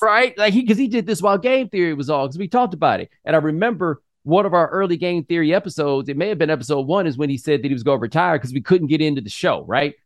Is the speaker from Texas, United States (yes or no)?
yes; Houston, Texas, United States; I'm from Houston